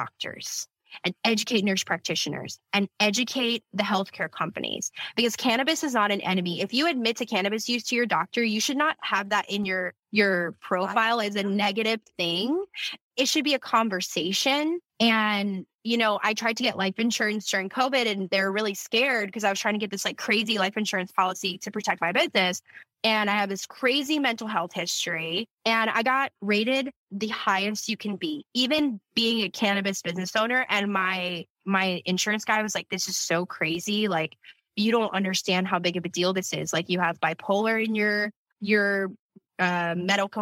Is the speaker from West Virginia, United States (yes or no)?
no; Louisiana, United States; moved away; I'm from Louisiana